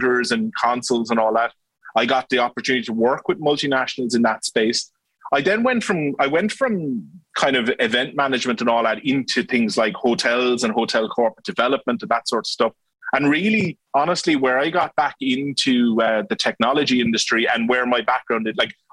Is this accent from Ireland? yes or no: yes; West Cork, Munster, Ireland; also born or lived in Dublin; now in Cork, Ireland; I grew up in West Cork, went to University College Cork